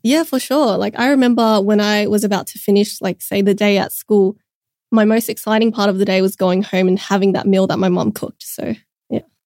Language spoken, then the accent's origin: English; Sydney, New South Wales, Australia; I was born in Sydney, raised here my whole life. Specifically, I've been living in southwest Sydney for my whole life